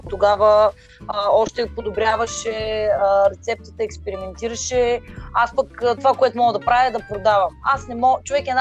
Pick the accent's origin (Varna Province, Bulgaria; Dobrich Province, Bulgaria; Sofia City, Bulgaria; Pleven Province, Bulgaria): Varna Province, Bulgaria; Varna; Но аз съм си от Варна, може би да го оставим софийския диалект и да си говоря на варненско.